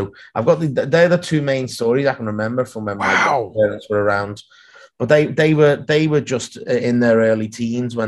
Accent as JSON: {"language": "English", "town": "Liverpool", "region": "North West England", "country": "United Kingdom", "tie": "born or raised there", "said": "I grew up in Liverpool, and so did my grandparents"}